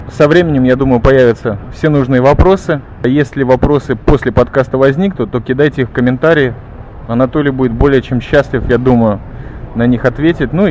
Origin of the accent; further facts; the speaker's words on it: Kyiv, Ukraine; now in Israel; Родился я в Киеве на Украине.